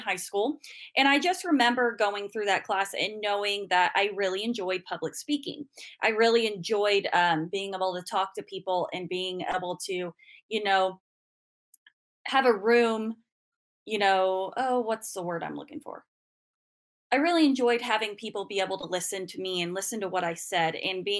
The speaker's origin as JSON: {"language": "English", "town": "Ingalls", "region": "Kansas", "country": "United States", "tie": "born or raised there", "said": "I'm from Western Kansas originally, from the tiny town of Ingalls."}